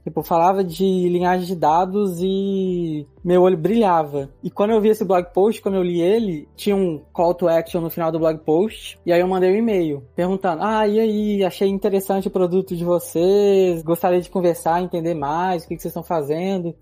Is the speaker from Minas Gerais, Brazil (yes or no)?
yes; Belo Horizonte, Minas Gerais, Brazil; moved away as an adult; now in Estonia; Eu sou mineiro, de Belo Horizonte.